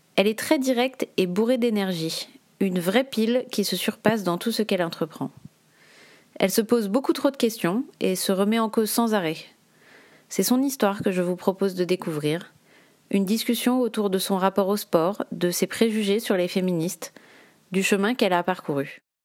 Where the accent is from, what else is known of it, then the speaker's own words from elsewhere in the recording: Briançon, Provence-Alpes-Côte d'Azur, France; J'ai grandi à Briançon. Donc à Briançon, c'est dans les, dans les Hautes-Alpes.